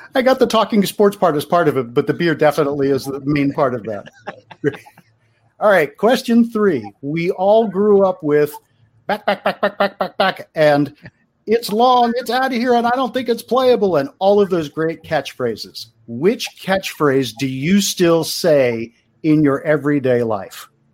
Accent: Baltimore, Maryland, United States; I grew up in Baltimore

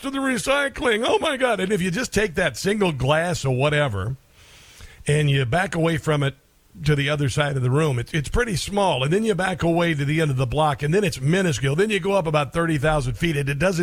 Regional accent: Iowa, United States; When I was a kid growing up in Iowa

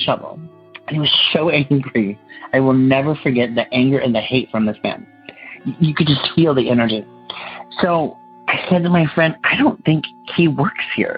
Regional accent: Los Angeles, California, United States; I'm from Los Angeles, California

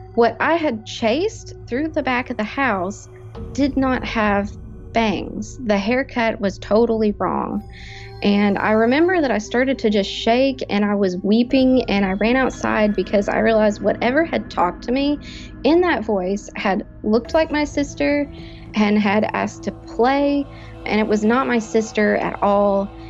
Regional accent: Lexington, Kentucky, United States; I am from Central Kentucky, Lexington

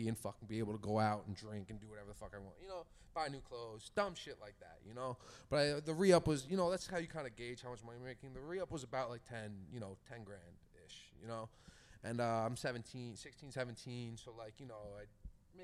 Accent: Sayville, New York, United States; I'm from Sable. I sell weed to Sable kids

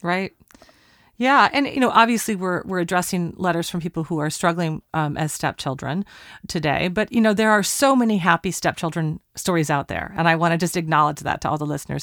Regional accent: Portland, Oregon, United States; We're recording at Talkback Sound and Visual in Portland, Oregon, my hometown

